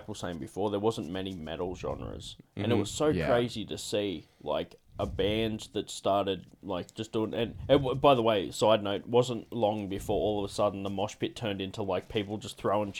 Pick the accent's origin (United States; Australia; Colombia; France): Australia; South Coast, New South Wales; I grew up in South Coast.